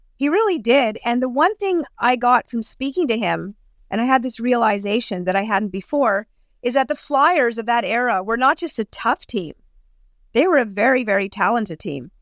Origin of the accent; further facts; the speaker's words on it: Thornhill, Ontario, Canada; I grew up in Thornhill, not too far from Mitch Marner.